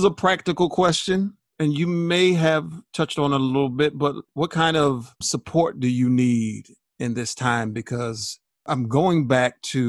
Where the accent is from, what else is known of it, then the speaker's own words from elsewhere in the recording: Baltimore, Maryland, United States; also born or lived in New York; now in Atlanta, United States; I was born in New York, grew up in Baltimore, went back to New York, and spent 20 years there, and then came here.